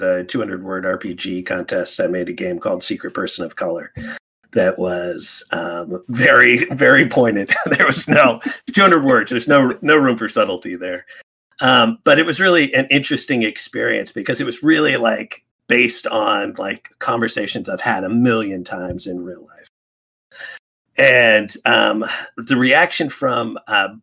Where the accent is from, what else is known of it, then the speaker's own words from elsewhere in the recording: Alaska, United States; first language English; also born or lived in West Coast; growing up in Alaska, where I did